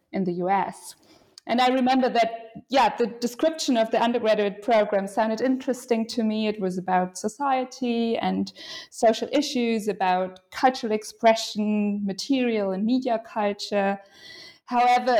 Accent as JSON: {"language": "English", "region": "western Germany", "country": "Germany", "tie": "born or raised there", "moved": "as an adult", "lives_now": "Berlin, Germany", "said": "I was born in Western Germany, in a small town that is known for its university and many students"}